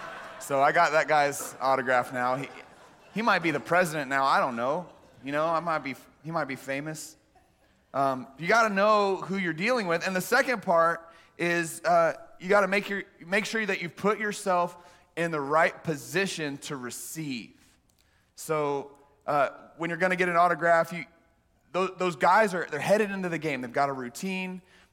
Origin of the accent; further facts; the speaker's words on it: Texas, United States; We grew up in the Central Texas area